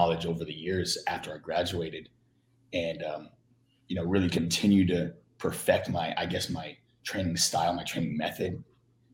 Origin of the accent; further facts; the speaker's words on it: Florida, United States; moved away as an adult; also born or lived in Philadelphia, Pennsylvania; now in California, United States; I was born in Philly and I grew up in Florida for about 14, 15 years before I came to Cali, which is where I am now